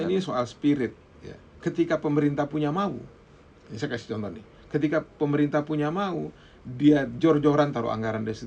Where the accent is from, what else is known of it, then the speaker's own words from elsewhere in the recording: Sumbawa, West Nusa Tenggara, Indonesia; kalau misalnya contoh di Sumbawa di kampung saya di kampung saya itu lokasi food estate-nya itu memang ada